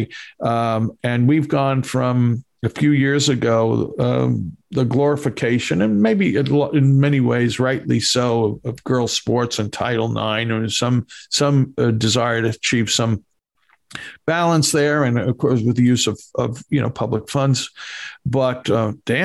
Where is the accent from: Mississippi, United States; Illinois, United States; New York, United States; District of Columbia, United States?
New York, United States; New York City; accent: Bronx; my Bronx accent